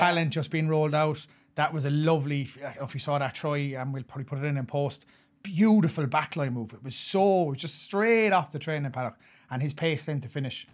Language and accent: English; Ireland; as an Irishman